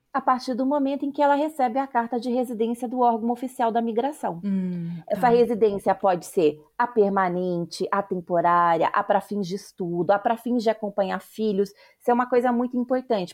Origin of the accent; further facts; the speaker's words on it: Paraná, Brazil; accent: paranaense, with interior of São Paulo and a touch of Recife; moved away as an adult; also born or lived in Campinas / São Paulo; eu sou uma paranaense que trabalhou e estudou em Campinas e em São Paulo por 10 anos